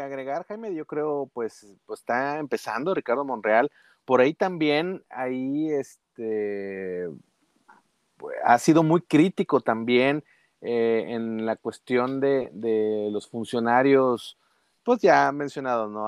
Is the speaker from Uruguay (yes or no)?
no; northern Mexico, Mexico; Como buenos norteños